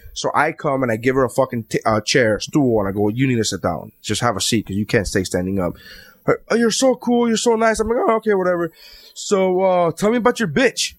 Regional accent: New York, United States; I'm from New York

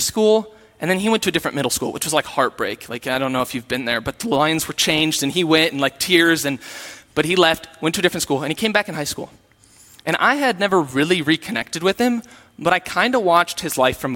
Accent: Sioux Falls, South Dakota, United States; I am from Sioux Falls, and when I was from Sioux Falls, I went to a Lutheran church

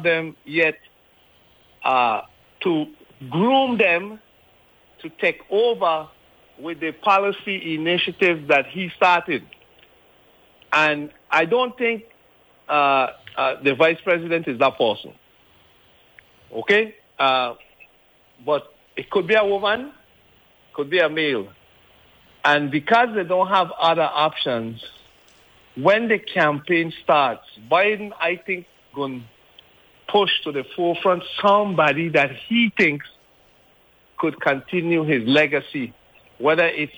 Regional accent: U.S. Virgin Islands; we are from the Virgin Islands

